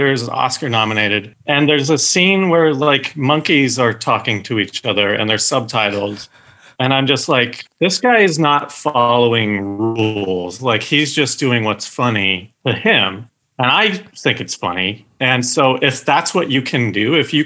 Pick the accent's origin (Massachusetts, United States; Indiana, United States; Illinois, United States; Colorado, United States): Colorado, United States; Loveland; moved away as an adult; now in Los Angeles, United States; I'm from Loveland, Colorado